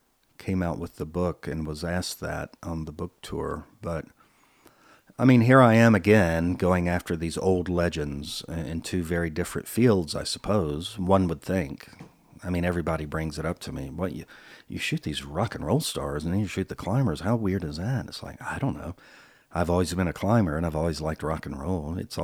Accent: the South, United States; moved away as an adult; I had moved to California, LA, in the early 80s, and …, because I'm from the South, but when I was, you know, in the 70s, there was this Southern rock thing.

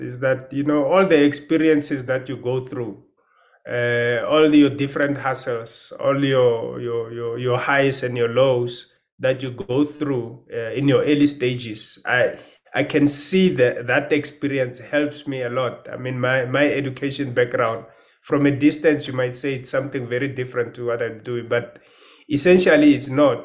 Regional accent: Pretoria, Gauteng, South Africa; moved away as an adult; now in Johannesburg, South Africa; I grew up in Pretoria.

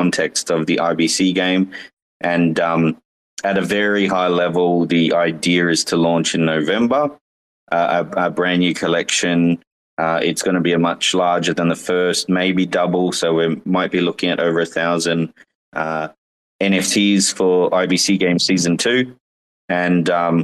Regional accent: Australia; I'm from Australia

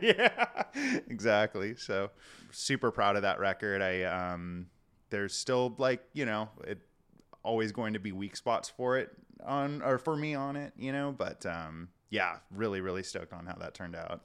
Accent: La Puente, California, United States; also born or lived in Kansas City / Florida; now in Portland, United States; I actually grew up in, uh, just outside the, outside of L A, kind of, um, like La Puente area, if you're familiar, or West Covina.

